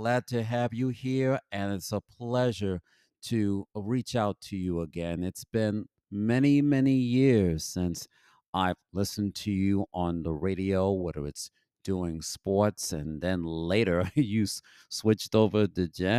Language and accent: English; New York City, New York, United States; also born or lived in Bronx / Mount Vernon; So I'm from Harlem myself. So I'm originally from Harlem, and I lived on West 139th Street between 5th and Lenox, which is now Malcolm X Boulevard, and I was born at a hospital called Sydenham